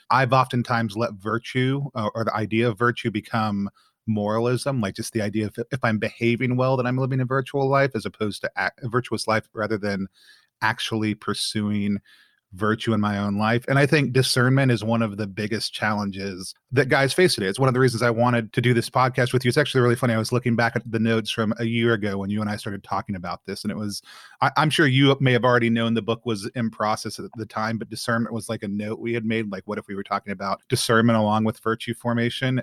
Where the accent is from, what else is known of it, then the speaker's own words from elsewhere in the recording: Texas, United States; I was born in Texas, grew up in Texas